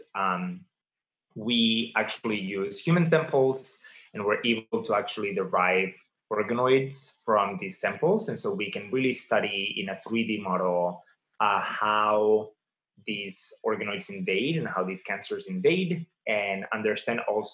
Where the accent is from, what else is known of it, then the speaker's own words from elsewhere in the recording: Barcelona, Catalonia, Spain; moved away as an adult; also born or lived in Massachusetts / Baltimore; now in United States; I grew up in Barcelona.